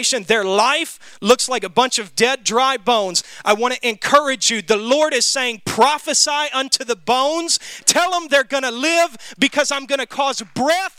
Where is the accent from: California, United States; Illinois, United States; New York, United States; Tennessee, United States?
Tennessee, United States; Memphis; when I was growing up in Memphis